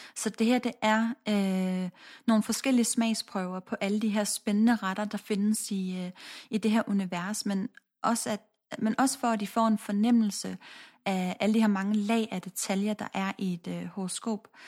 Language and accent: Danish; Odense, Southern Denmark, Denmark; jeg er født og opvokset i Odense